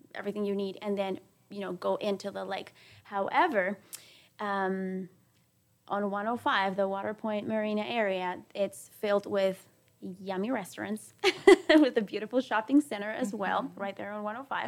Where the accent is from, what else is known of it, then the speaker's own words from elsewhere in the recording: Peru; also born or lived in Caracas, Venezuela; now in Texas, United States; I was born in Caracas, Venezuela, but I was raised in Peru. I'm 100% Peruvian